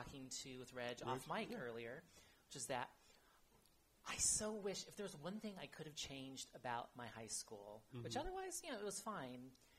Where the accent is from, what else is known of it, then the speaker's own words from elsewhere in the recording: Fresno, California, United States; moved away as an adult; now in San Francisco, United States; I'm born and raised Californian, so I'm like a rarity in that respect, mm-hmm. but I was actually born and raised in Fresno.